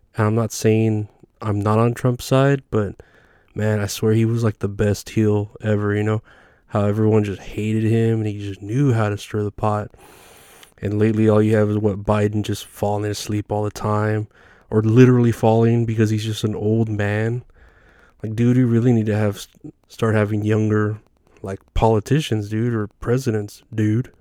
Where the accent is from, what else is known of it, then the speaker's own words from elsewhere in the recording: Uvalde, Texas, United States; Matthew McConaughey is actually from my hometown of Uvalde, Texas